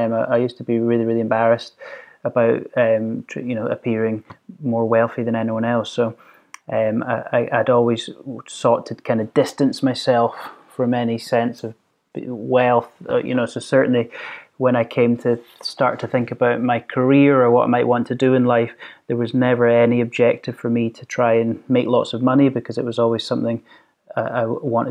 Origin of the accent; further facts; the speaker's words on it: Stirling, Scotland, United Kingdom; we grew up here in the countryside in Stirling